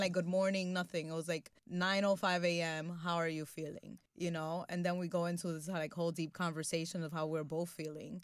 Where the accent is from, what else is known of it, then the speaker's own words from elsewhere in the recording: New York City, New York, United States; my experience growing up in Washington Heights